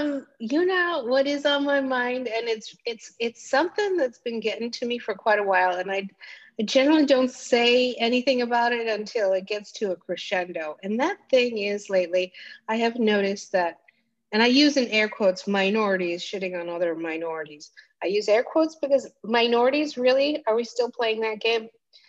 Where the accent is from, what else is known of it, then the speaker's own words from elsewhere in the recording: Greece; born there; In some ways I'm also Greek passing because I was born in Greece.